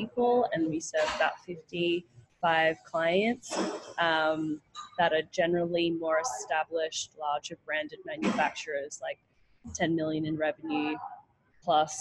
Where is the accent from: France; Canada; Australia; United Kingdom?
Australia; moved away as an adult; also born or lived in New York, United States; I'm from Australia